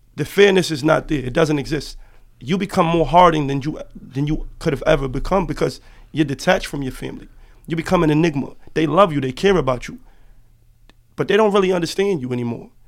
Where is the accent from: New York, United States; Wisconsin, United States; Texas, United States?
New York, United States; New York City; I am originally from Harlem, New York. Lincoln Houses